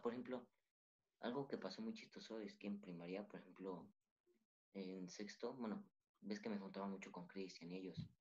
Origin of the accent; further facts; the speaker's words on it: Mexico; nosotros como mexicanos